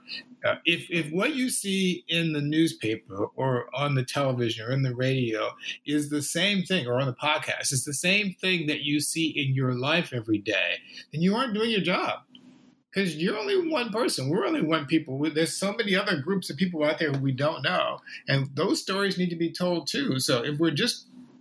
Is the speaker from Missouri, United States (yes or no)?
yes; St. Louis, Missouri, United States; moved away; also born or lived in Clearwater, Florida; I grew up in St. Louis, Missouri, and then in Clearwater, Florida